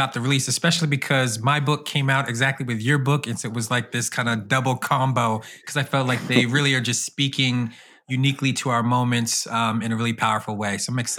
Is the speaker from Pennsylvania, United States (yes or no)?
yes; Norristown, Pennsylvania, United States; So born and raised in the Philly area in a community called Norristown, Pennsylvania, and then in the suburbs of Philly for about 3 years